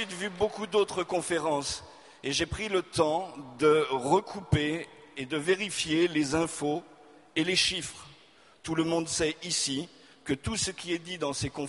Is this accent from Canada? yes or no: no; Auvergne-Rhône-Alpes, France; born or raised there; also born or lived in Hauts-de-France